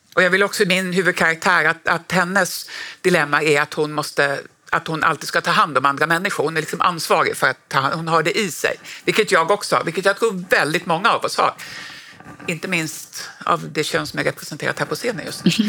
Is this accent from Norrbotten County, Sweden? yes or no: yes; Norrbotten County, Sweden; jag är ju också från Norrbotten